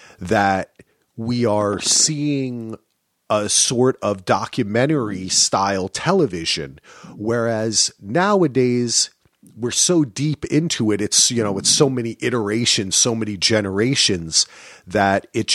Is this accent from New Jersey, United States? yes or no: yes; New Jersey, United States; I grew up in New Jersey